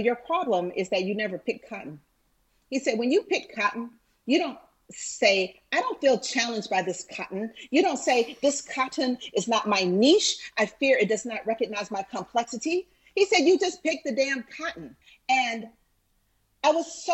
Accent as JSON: {"language": "English", "town": "Atlanta", "region": "Georgia", "country": "United States", "tie": "born or raised there", "said": "I grew up in Cascade Heights"}